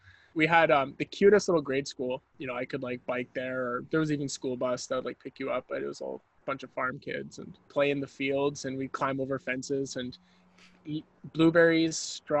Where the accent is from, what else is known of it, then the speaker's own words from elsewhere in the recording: Chilliwack, British Columbia, Canada; also born or lived in Vancouver; Okay, so I was born in Vancouver, and then I lived in a little town called Chilliwack. Yeah, I'd say very early in my childhood, like farm kid. We had sheep.